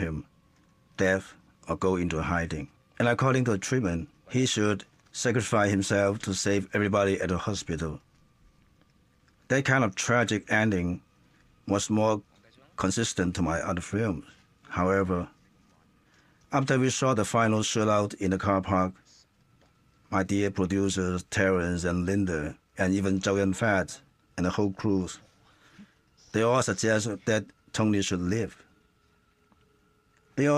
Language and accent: English; Hong Kong; I was raised in Hong Kong